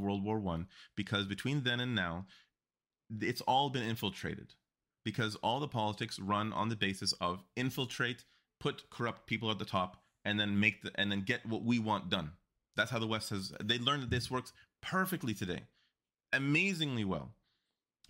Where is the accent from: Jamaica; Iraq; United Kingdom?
Iraq; moved away; I'm from Iraq.